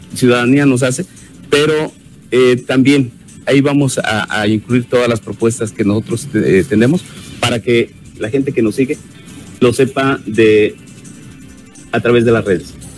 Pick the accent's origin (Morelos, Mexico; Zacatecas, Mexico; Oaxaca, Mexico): Morelos, Mexico; Tetelcingo; mi pueblo del Tetelcingo